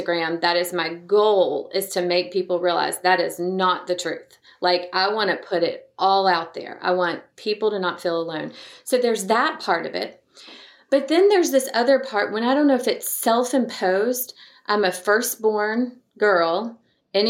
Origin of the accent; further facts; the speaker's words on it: Montgomery, Alabama, United States; now in Dallas, United States; I was raised in Montgomery, Alabama